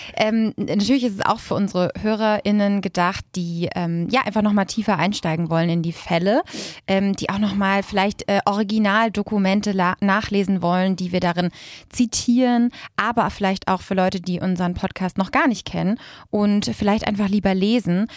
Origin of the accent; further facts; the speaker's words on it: Lübeck, Schleswig-Holstein, Germany; moved away as an adult; now in Berlin, Germany; ich komme ursprünglich aus Lübeck, bin aber schon vor zehn Jahren nach Berlin gezogen